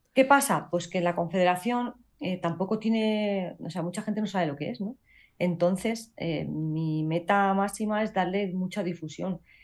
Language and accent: Spanish; Castilla-La Mancha, Spain; la primera castilla-la manchega, que eso también es un orgullo para mi tierra